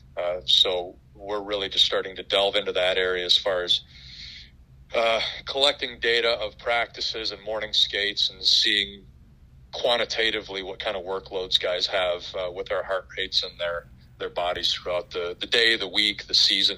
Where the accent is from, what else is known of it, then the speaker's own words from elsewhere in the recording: Colorado, United States; also born or lived in Los Angeles, California; now in Nashville, United States; I grew up in in Colorado.